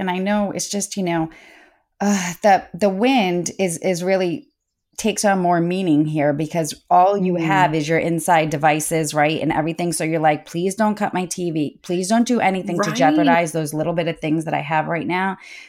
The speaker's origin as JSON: {"language": "English", "town": "Boston", "region": "Massachusetts", "country": "United States", "tie": "born or raised there", "moved": "yes", "said": "We grew up in Boston"}